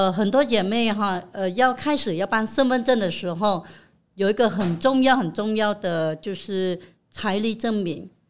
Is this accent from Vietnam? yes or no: yes; Vietnam; moved away as an adult; now in Taiwan; 来自越南。